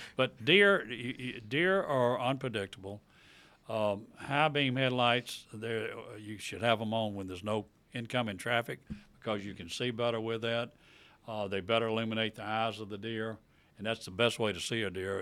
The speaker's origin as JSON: {"language": "English", "town": "Tupelo", "region": "Mississippi", "country": "United States", "tie": "born or raised there", "moved": "yes", "lives_now": "Vicksburg, United States", "said": "I live in Vicksburg, been in Vicksburg over fifty years. I grew up in Tupelo"}